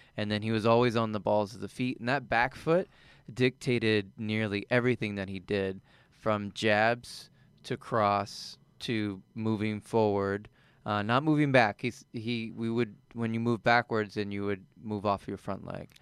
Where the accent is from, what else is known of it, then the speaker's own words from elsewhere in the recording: East Coast, United States; moved away as an adult; also born or lived in Colorado; I'm originally from the East Coast